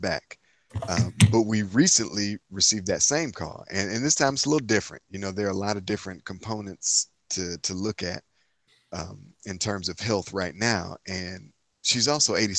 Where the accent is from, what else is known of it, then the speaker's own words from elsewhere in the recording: Inkster, Michigan, United States; I'm from Inkster, Michigan, city outside of Detroit